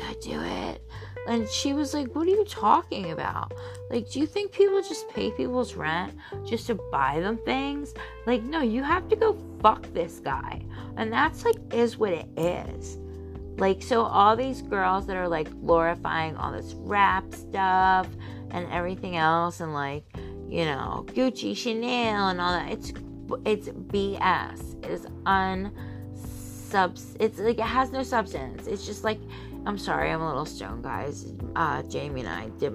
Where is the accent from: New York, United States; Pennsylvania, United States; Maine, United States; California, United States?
Pennsylvania, United States; Philadelphia; as a Philadelphian